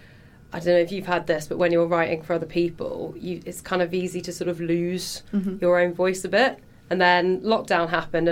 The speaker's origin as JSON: {"language": "English", "town": "Hereford", "region": "West Midlands", "country": "United Kingdom", "tie": "born or raised there", "moved": "as an adult", "lives_now": "London, United Kingdom", "said": "I'm from Hereford originally. So just on the Welsh border."}